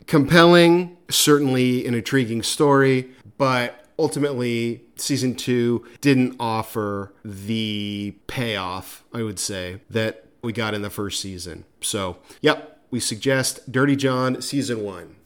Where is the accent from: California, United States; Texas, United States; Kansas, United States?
California, United States; Newport Beach; my hometown, Newport Beach